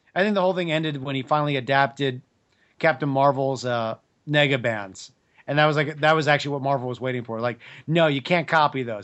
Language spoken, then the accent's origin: English; New York, United States; I grew up in New York